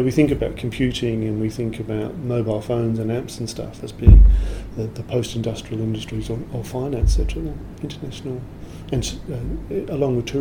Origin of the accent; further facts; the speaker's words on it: Adelaide, South Australia, Australia; moved away as an adult; also born or lived in London / Berlin; now in Melbourne, Australia; I grew up in Adelaide at that time in the 70s.